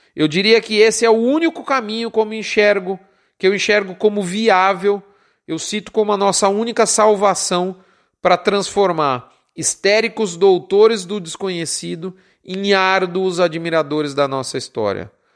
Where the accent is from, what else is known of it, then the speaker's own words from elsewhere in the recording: São Paulo, Brazil; eu deixava a capital de São Paulo, onde eu vivia, onde eu nasci, para ficar meses no interior do Mato Grosso do Sul, e por isso mesmo eu acabei escolhendo a profissão da medicina veterinária, apesar de ser paulistano